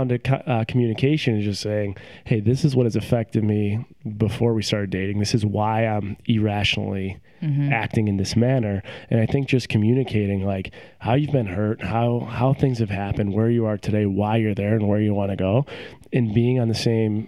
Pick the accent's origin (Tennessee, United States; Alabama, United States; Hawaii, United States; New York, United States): New York, United States; Buffalo; moved away as an adult; also born or lived in Rochester / Syracuse / Cleveland; now in Seattle, United States; I grew up in Buffalo.